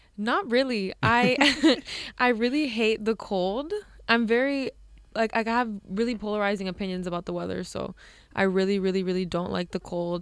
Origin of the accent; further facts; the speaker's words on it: Hialeah, Florida, United States; moved away as an adult; now in New York, United States; I'm from Hialeah, Florida, so very, um, mo, like, mostly Cuban people live there. And as much as, like, I l, I'm also Cuban